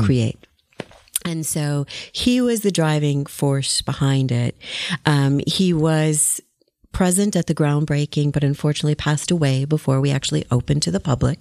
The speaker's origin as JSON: {"language": "English", "region": "Wisconsin", "country": "United States", "tie": "born or raised there", "moved": "yes", "lives_now": "Texas, United States", "said": "my home state of Wisconsin"}